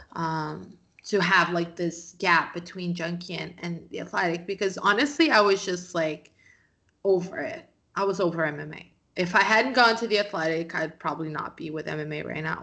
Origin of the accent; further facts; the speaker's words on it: Brazil; I'm from Brazil